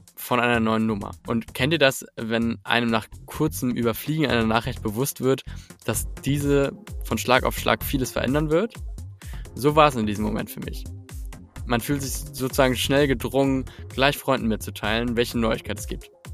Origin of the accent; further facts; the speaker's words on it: Hamburg, Germany; als Hamburger Junge habe ich die Werte des Erbaren Kaufmanns mitbekommen